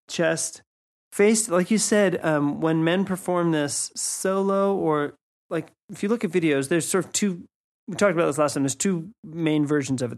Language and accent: English; United States; moved away; myself as an American